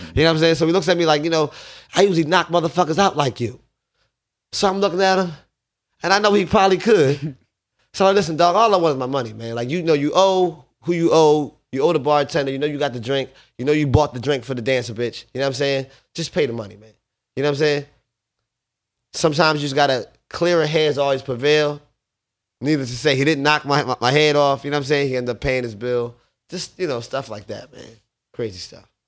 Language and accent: English; Paulsboro, New Jersey, United States; also born or lived in Southwest Philadelphia, Pennsylvania / West Philadelphia, Pennsylvania; Grew up, uh, West Philly slash Paulsboro, New Jersey.